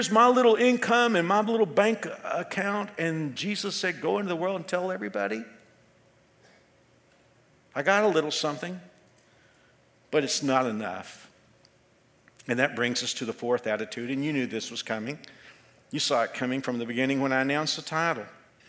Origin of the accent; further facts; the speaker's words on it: Texas, United States; I'm from Texas. This is just my language.